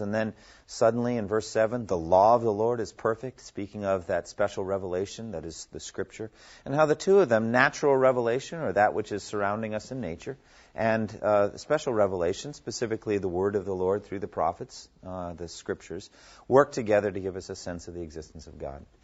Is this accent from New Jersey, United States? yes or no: no; Massachusetts, United States; I was born in Massachusetts